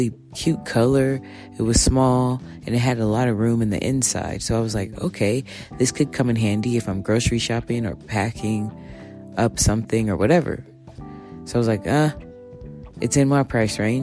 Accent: Texas, United States; I'm a Texan

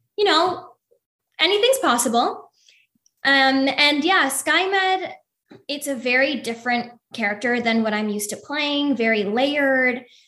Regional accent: Toronto, Ontario, Canada; moved away as an adult; now in Los Angeles, United States; I'm originally from Toronto, Canada

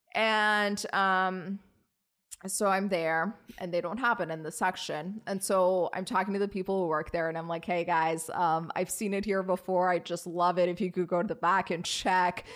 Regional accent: Virginia, United States; now in New York, United States; I'm from Virginia.

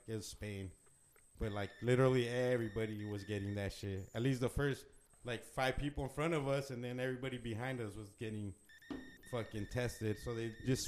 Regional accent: Arizona, United States; we're from Arizona

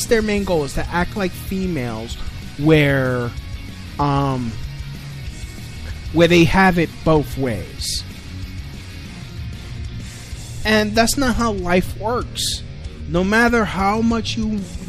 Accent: New York City, New York, United States; I grew up in Brooklyn during the 90s

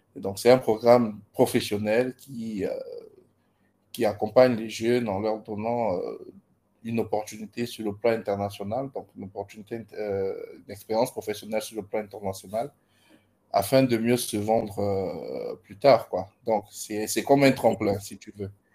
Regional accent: Gabon; moved away as an adult; now in Ibadan, Nigeria; Je suis gabonais et actuellement, euh, disons que j'ai passé toute, ma, toute mon enfance au Gabon

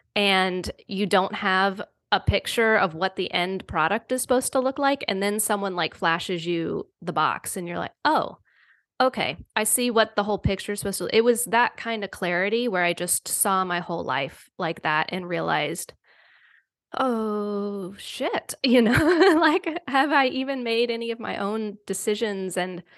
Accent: the South, United States; I'm from the South. So it was like very Bible Belt, Southern Baptist

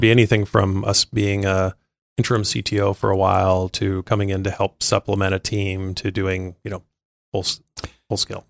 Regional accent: China Lake, California, United States; now in Los Angeles, United States; California desert originally. Uh, there's a big Navy base out there, um, called China Lake Naval Base

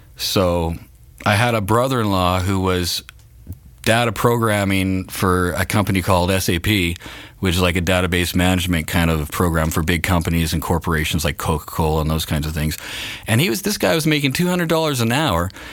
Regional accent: Canada; we're Canadian, so we are up in Canada

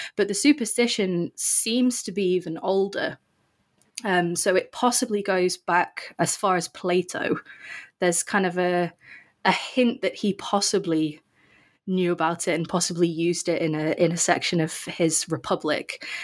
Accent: England, United Kingdom; also born or lived in St Andrews, Scotland; I'm from England

